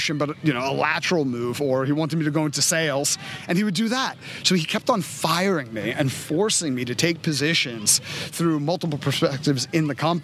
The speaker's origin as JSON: {"language": "English", "town": "New York City", "region": "New York", "country": "United States", "tie": "born or raised there", "said": "I was growing up in Coney Island in the 80s."}